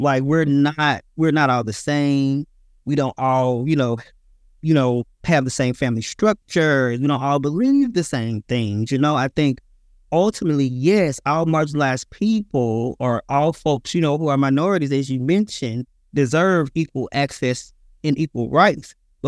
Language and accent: English; Mississippi, United States; I am originally from Mississippi, so I'm a country boy